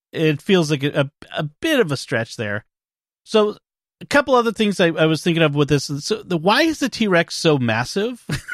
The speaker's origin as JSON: {"language": "English", "region": "Scotland", "country": "United Kingdom", "said": "And I'm Scottish. I can complain about things."}